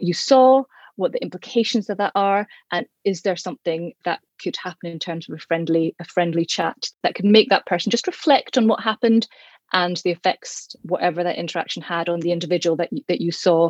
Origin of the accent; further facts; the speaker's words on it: Bishopbriggs, Scotland, United Kingdom; where I grew up in Bishopbriggs